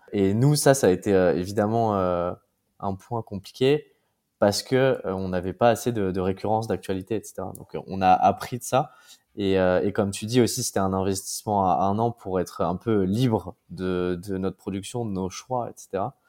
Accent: Paris, Île-de-France, France; moved away as an adult; now in Brussels, Belgium; je suis parisien, déménagé à Bruxelles

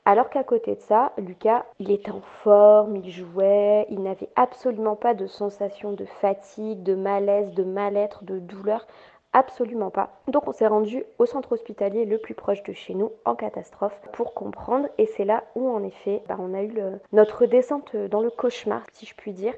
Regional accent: Nord, Hauts-de-France, France; je suis résidente du Nord, j'habite le Nord de la France

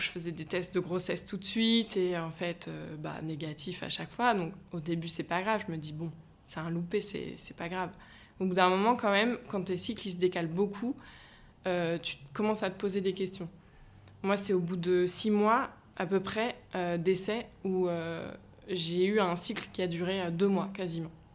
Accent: Brittany, France; moved away as an adult; now in Nantes, France; je suis bretonne d'origine

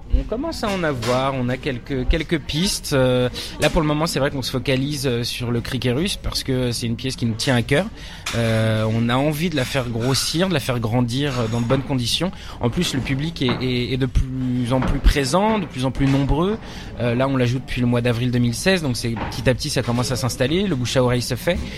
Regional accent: Nanterre, Île-de-France, France; also born or lived in Paris; Je suis né à Paris. Et après j'ai grandi en banlieue parisienne aussi à Nanterre dans, le, dans les Hauts-de-Seine

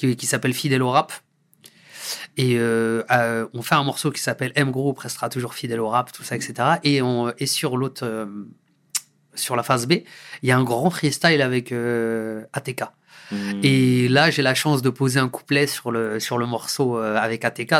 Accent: Deuil-la-Barre, Île-de-France, France; c'est là où j'ai grandi

